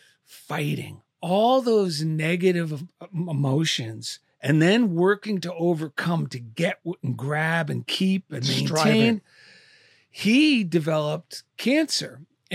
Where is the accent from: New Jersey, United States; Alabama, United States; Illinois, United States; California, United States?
New Jersey, United States; Clifton; also born or lived in Passaic; I was born in Passaic, New Jersey.